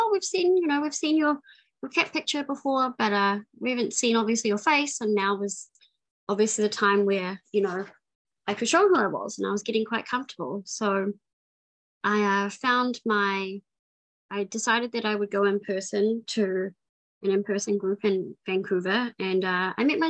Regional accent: New Zealand; moved away; I'm from New Zealand. I grew up in New Zealand for most of my life.

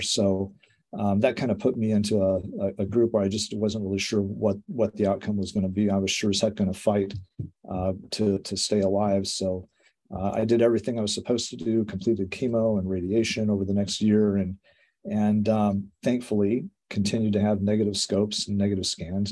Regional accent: Colorado, United States; accent: American; moved away; I'm from Colorado

